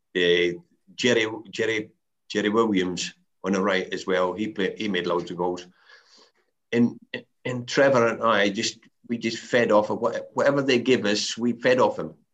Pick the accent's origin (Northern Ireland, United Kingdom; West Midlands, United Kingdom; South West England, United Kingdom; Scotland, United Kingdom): Scotland, United Kingdom; the Highlands; moved away as an adult; I come down from the Highlands